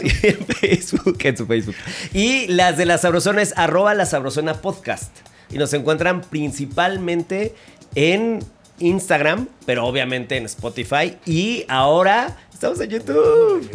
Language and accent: Spanish; Mexico City, Mexico; Yo nací en la Ciudad de México y mi abuela es de Pachuca Hidalgo